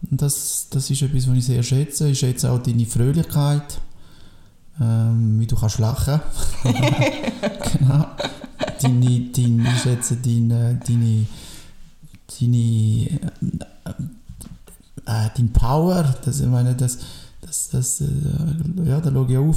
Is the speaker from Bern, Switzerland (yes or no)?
yes; Biel, Bern, Switzerland; moved away as an adult; also born or lived in Portugal; now in Engadin, Switzerland; Ich bin in, Biel aufgewachsen, in Französisch. Ich bin ein Welcher Bieler. Ich bin mit 24 in Engadin gekommen. Seitdem bin ich da.